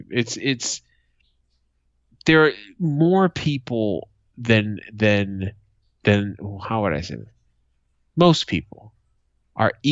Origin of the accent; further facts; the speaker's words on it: Boston, Massachusetts, United States; my hometown of Boston